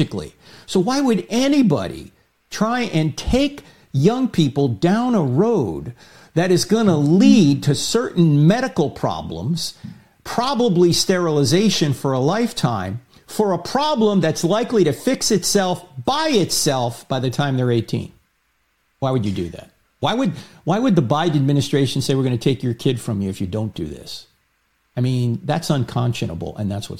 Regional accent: New Jersey, United States; I'm from New Jersey

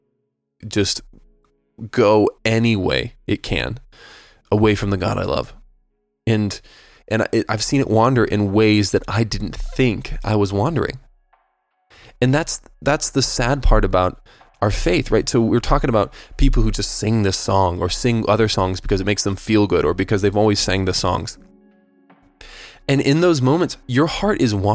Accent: United States; I'm an American

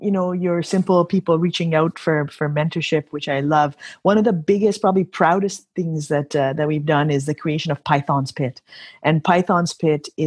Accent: Kenya; now in Canada; And never in my history of being a Canadian, I immigrated to Canada in 1988 from Africa, from Kenya.

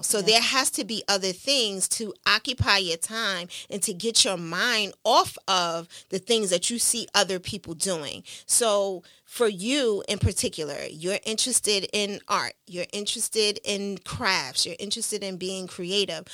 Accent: New York City, New York, United States; growing up in Brooklyn, New York, in East New York, and in Coney Island

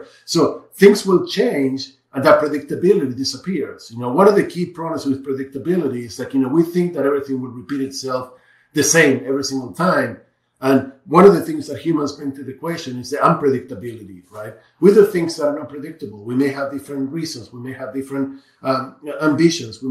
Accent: Argentina; I'm from Argentina

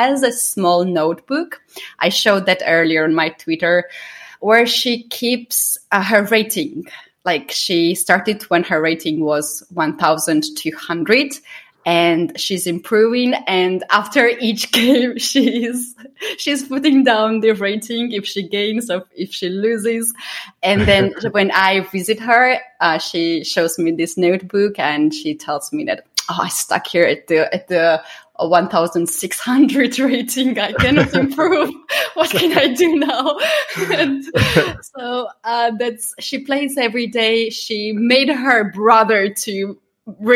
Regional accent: Georgia; English is a second language; I'm from Georgia

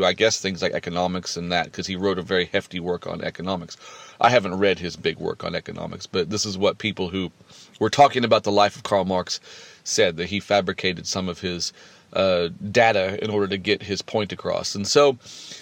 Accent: United States; growing up in America in the 80s

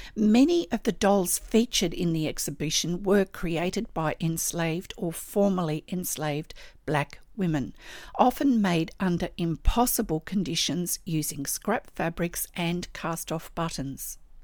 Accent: Australia; I'm an Australian textile artist

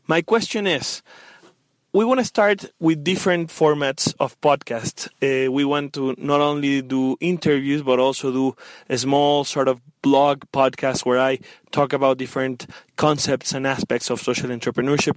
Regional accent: Mexico; I am from Mexico

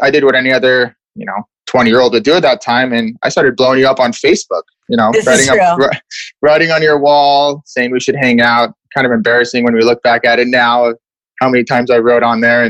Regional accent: Seattle, Washington, United States; I grew up in Seattle, just like you did

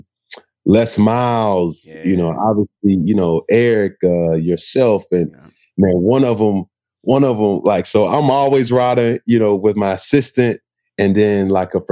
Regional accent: College Park, Georgia, United States; moved away as an adult; also born or lived in Riverdale, Georgia / Florida / Auburn, Alabama / Carolina; I'm from Atlanta, Georgia, College Park, Georgia.

